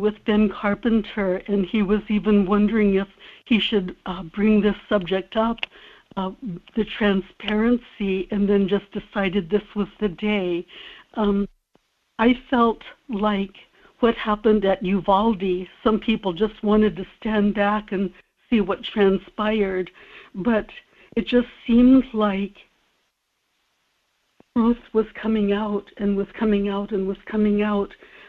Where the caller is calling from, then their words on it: South Korea; in Korea.